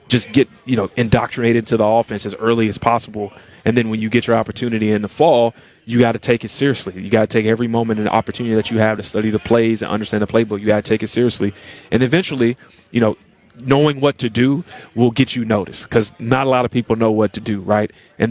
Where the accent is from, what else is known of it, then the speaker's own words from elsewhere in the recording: Tennessee, United States; moved away as an adult; I grew up in Tennessee